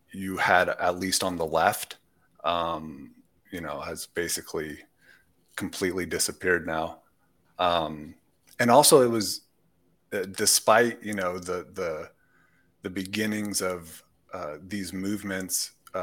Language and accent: English; Sonoma, California, United States; moved away as an adult; also born or lived in St. Louis, Missouri / Southern Idaho / Paris, France; now in Marseille, France; I grew up mostly with my mother in Northern California